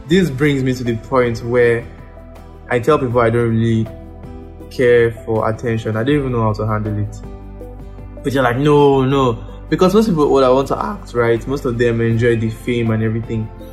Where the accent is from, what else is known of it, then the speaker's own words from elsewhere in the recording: Ikorodu, Lagos, Nigeria; also born or lived in Osun State; I grew up in Ikorodu. Now I started my life in Ikorodu.